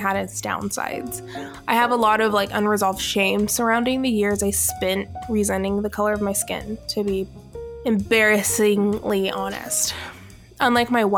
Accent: Alpharetta, Georgia, United States; I grew up in Alpharetta, Georgia, which is now Johns Creek.

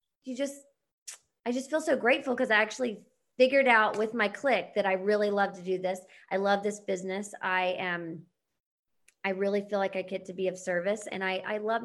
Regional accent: Charlotte, North Carolina, United States; moved away; I'm from Charlotte

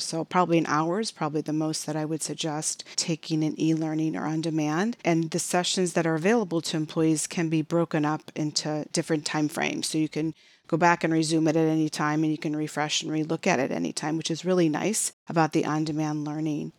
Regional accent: Chicago, Illinois, United States; now in Phoenix area, United States; I was born and raised in Chicago

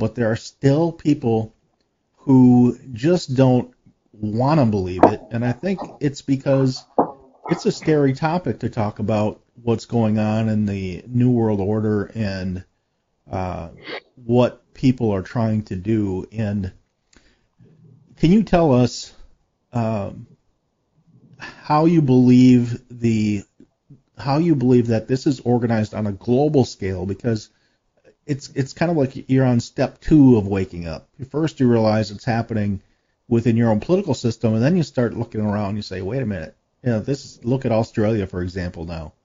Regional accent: United States; I know as an American

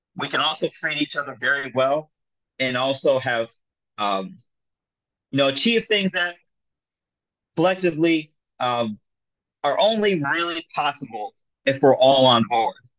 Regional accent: South Florida, United States; also born or lived in Jamaica (ancestry); now in New York City, United States; I was born here in uh, New York City. I grew up in South Florida, um, and now I, I, came back to live in New York City, um, child of uh, Jamaican immigrants

